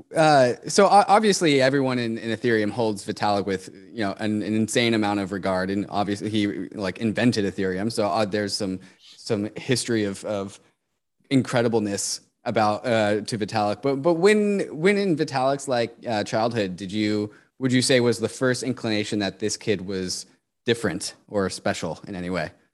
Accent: United States; growing up in America

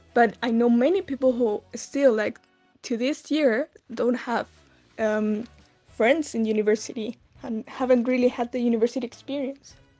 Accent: Santiago, Santiago Metropolitan Region, Chile; I'm from Santiago Chile in South America

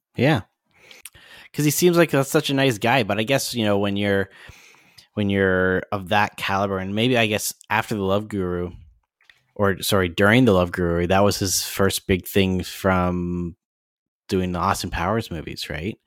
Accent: Canada

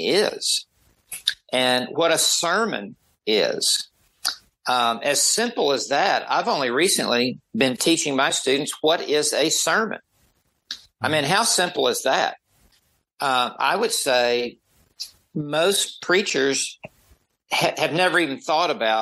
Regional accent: the South of the United States, United States; I grew up in the South of the United States. I have a different accent.

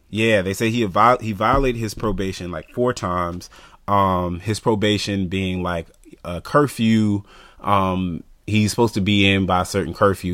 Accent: the South, United States; growing up in the South

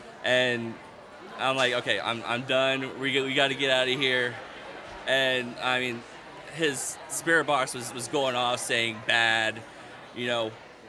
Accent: Effingham, Illinois, United States; I'm from Effingham, Illinois.

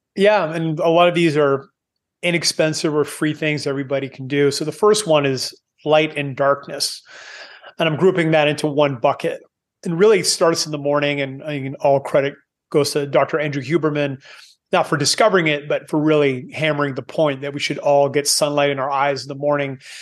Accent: Canada; moved away as an adult; I am Canadian, I, I've moved away nineteen years ago 'cause I don't like cold.

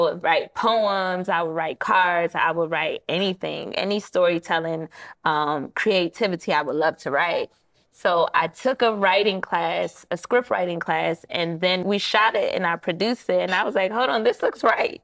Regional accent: Prince George's County, Maryland, United States; also born or lived in Washington, D.C.; Maryland is where I actually grew up in, P G County, not too far from Washington, D C

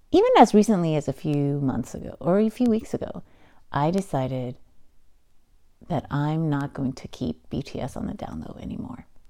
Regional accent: United States; I'm also Chinese American or Taiwanese, Chinese Taiwanese American and um, and being an American

